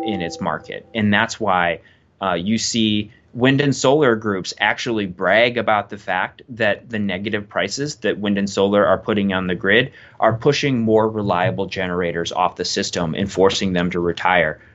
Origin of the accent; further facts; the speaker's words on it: Wisconsin, United States; I grew up in Wisconsin, born and raised on a, on a dairy farm